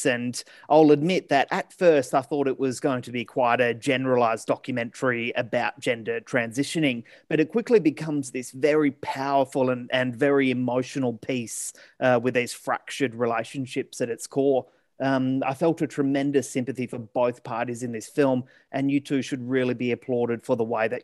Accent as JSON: {"language": "English", "region": "Western Australia", "country": "Australia", "said": "We're all from Western Australia here"}